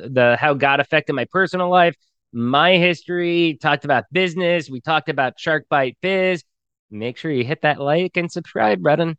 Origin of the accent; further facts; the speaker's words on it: Pennsylvania, United States; moved away as an adult; now in Mexico; just being coal country, Pennsylvania, I'd always say Pennsylvania